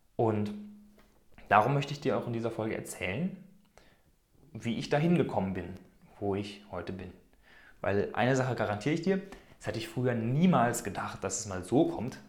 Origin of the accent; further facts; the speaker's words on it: Germany; moved away as an adult; now in Switzerland; Ich bin vor einigen Jahren aus Deutschland ausgewandert